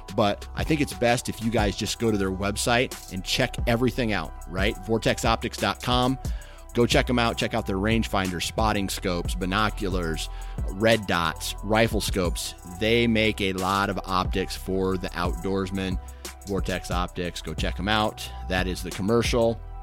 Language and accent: English; Iowa, United States; I'm from Iowa.